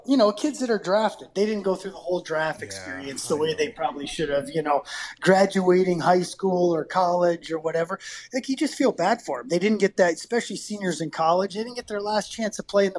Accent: Potsdam, New York, United States; moved away as an adult; now in Calgary, Canada; growing up in Potsdam

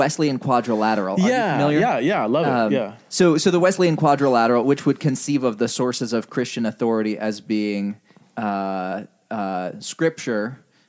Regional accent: Indonesia; Yeah. Well, I mean, if anything, Indonesia made me even more predisposed to not think that Western church history was like a significant object of study.

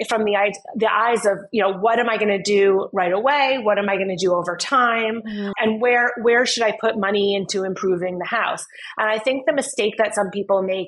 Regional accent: New York City, New York, United States; moved away as an adult; now in Fairfield County, United States; I grew up in New York City.

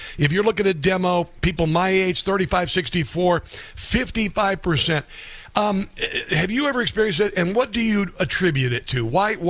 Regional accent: Nebraska, United States; Nebraska, my home state

